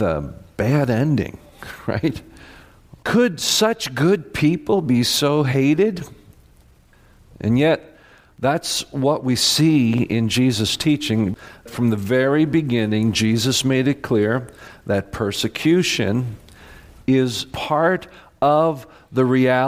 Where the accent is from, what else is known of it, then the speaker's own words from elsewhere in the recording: United States; as American Christians